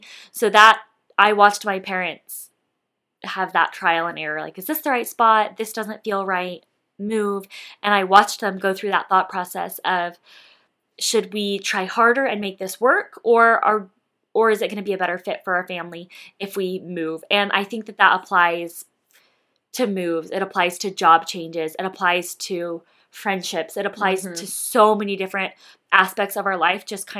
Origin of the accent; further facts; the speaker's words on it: Colorado, United States; I grew up mostly in Colorado, but honestly in like a few other states as well.